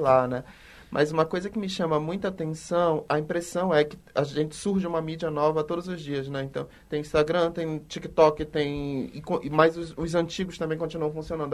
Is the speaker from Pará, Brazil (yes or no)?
yes; Belém, Pará, Brazil; now in Belo Horizonte, Brazil; Eu sou de Belém e já morei em alguns lugares